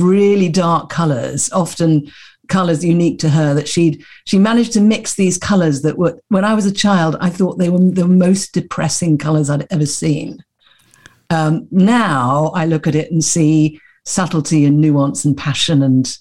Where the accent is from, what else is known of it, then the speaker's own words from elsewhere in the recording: London, United Kingdom; I was born in Putney in London.